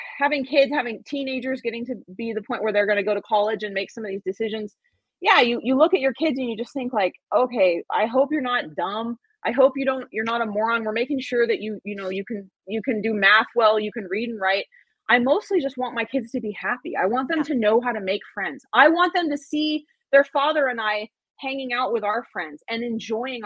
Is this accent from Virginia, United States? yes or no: no; Angels Camp, California, United States; I'm from Angels Camp. So I moved home